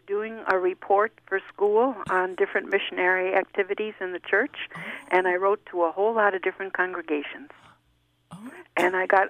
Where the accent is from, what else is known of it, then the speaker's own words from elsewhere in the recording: Buffalo, New York, United States; moved away as an adult; also born or lived in Boston; I'm from Buffalo, New York. That's where I'm from.